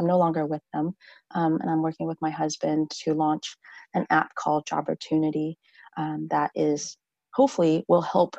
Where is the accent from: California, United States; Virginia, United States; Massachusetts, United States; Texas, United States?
Texas, United States; College Station; I've been in this community most of my life. I grew up here in Bryan College Station, and I returned here when I got really pregnant and brought my husband home about 8-9 years ago to be back with my family.